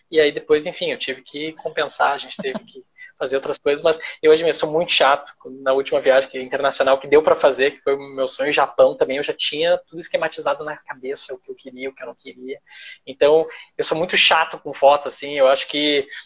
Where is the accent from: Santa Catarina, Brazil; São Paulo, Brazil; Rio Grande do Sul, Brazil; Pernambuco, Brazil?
Rio Grande do Sul, Brazil; Porto Alegre; now in Rio de Janeiro, Brazil; a gente saiu de Porto Alegre, que é uma cidade bonita, legal, mas a gente perdeu a estética total do frio, né?